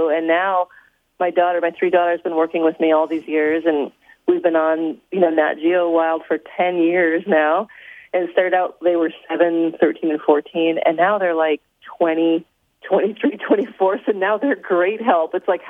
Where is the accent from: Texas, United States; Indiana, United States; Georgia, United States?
Indiana, United States; moved away as an adult; also born or lived in Michigan / Yukon; No, I'm from Indiana. I'm a Hoosier.